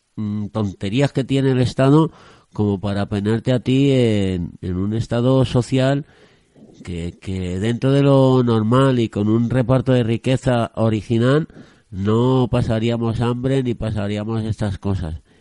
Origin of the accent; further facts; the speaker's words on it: Spain; como aborregados españoles o de este país